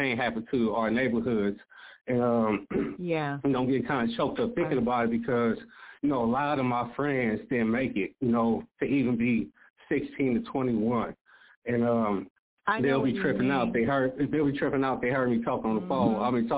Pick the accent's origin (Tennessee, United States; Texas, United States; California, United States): California, United States; San Francisco; also born or lived in Oakland, California; I was born in 1984 in San Francisco, California, at Mount Zion Hospital in Fillmore District